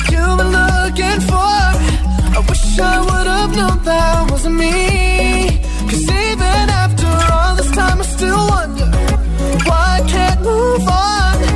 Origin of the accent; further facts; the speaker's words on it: Seville, Andalusia, Spain; Hola agitadores … de Sevilla y tengo 10 años.